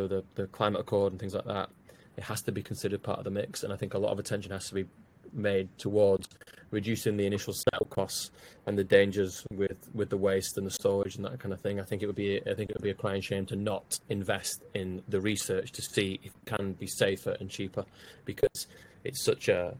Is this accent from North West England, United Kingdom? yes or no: yes; Wigan, North West England, United Kingdom; I'm from Wigan